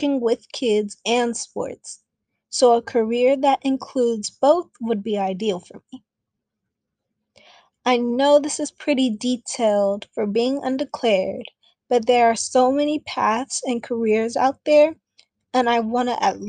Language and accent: English; Bay Area, California, United States; now in San Diego, United States; I'm from the Bay Area.